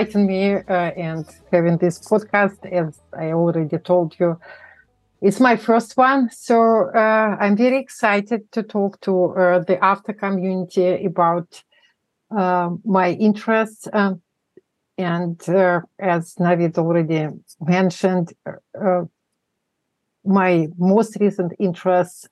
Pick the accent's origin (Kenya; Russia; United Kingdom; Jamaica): Russia; Moscow; English is a second language; moved away as an adult; now in United States; I was born in Moscow, in the non-existent country now. It's the former Soviet Union. I grew up there, became an adult. I came to the States as an adult.